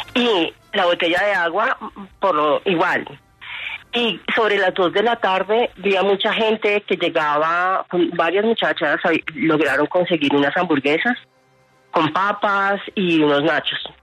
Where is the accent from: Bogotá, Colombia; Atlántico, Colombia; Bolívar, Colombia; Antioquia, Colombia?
Bogotá, Colombia; los que vamos a esos eventos somos de Bogotá